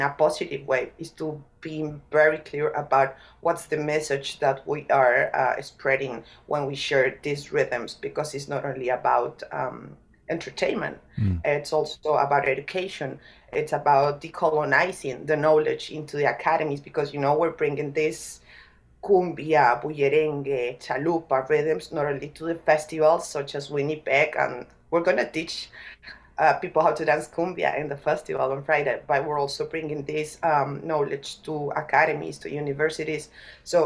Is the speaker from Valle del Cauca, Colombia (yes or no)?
no; Bogotá, Colombia; as a person from Bogota, I was born in Bogota, I didn't grow up in that culture